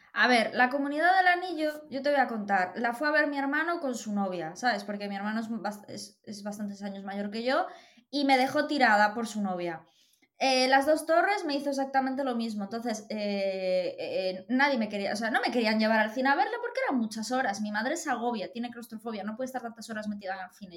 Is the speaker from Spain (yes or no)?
yes; Galicia, Spain; soy muy gallega